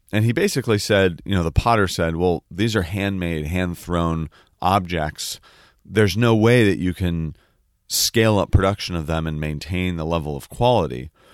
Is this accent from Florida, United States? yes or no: no; the Peninsula, Silicon Valley, Northern California, United States; moved away; also born or lived in San Francisco; I was born in San Francisco. And then we grew up on the peninsula in what is now known as Silicon